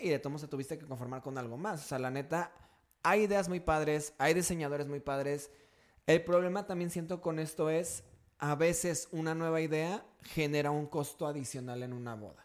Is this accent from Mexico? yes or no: yes; Mexico